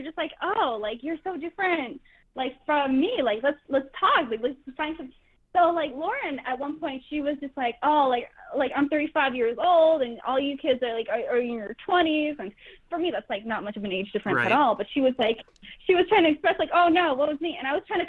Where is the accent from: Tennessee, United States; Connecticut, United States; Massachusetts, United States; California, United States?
Massachusetts, United States; Worcester; also born or lived in New York; now in Los Angeles, United States; I'm from Worcester, Massachusetts